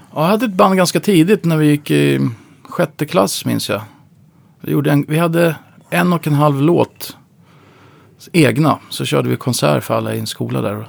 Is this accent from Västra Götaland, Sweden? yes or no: no; Upplands Väsby, Stockholm County, Sweden; also born or lived in Uppsala; Jag växte upp i Upplands Väsby